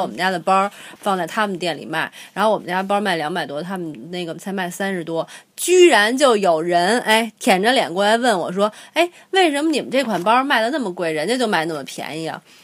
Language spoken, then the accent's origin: Chinese; China; 我们中国人